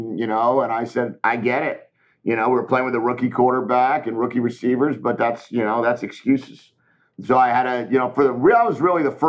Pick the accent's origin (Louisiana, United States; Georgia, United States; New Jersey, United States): New Jersey, United States; I'm a Jersey guy, you know, like I grew up in Jersey.